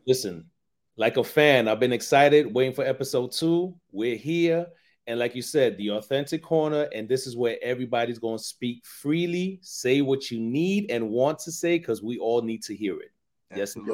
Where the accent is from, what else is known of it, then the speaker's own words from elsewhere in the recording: New York City, New York, United States; growing up in the Bronx.